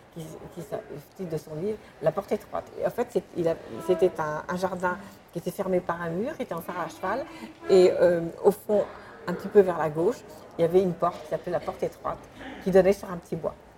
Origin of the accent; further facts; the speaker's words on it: Sainte-Adresse, Normandy, France; je, suis née à Sainte-Adresse, sous les, ciels de, de Boudin